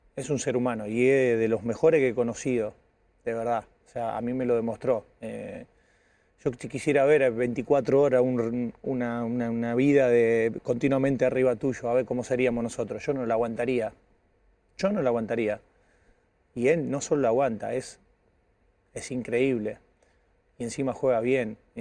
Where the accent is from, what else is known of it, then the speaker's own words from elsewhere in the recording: Casilda, Santa Fe, Argentina; moved away; al lado de mi pueblo, ahí corre con ventaja, queda 15 kilómetros donde soy yo, de, eh, Casilda